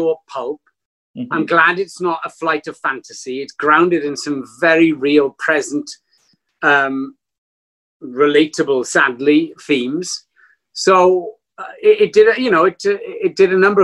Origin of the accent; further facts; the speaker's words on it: Cardiff, Wales, United Kingdom; I'm from a place called Cardiff in Wales, which is a smallish country nestling between France and Ireland